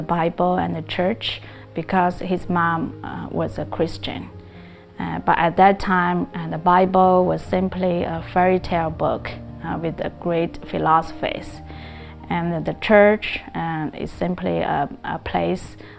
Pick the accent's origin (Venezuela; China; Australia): China; now in Cerritos, United States; I grew up in China